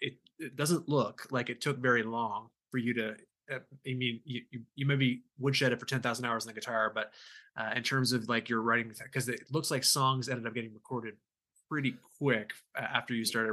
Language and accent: English; Canada; moved away; also born or lived in Nashville; I'm Canadian.